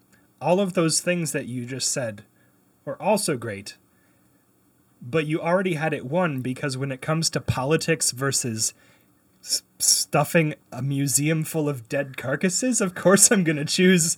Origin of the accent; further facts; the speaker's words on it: Canada; I grew up in Canada.